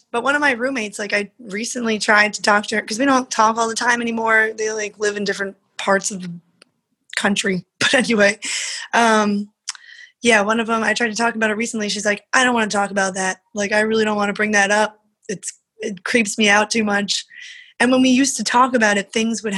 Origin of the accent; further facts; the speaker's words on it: Cliffside Park, New Jersey, United States; now in Jersey City, United States; Right now I live in Jersey City, but I grew up in Cliffside Park.